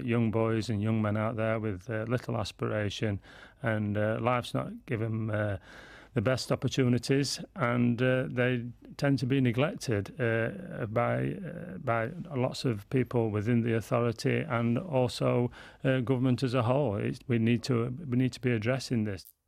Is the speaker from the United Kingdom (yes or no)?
yes; Doncaster, Yorkshire and the Humber, United Kingdom; I'm from Doncaster